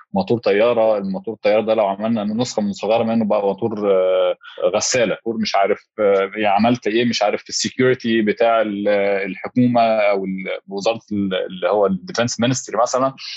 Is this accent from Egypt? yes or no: yes; Egypt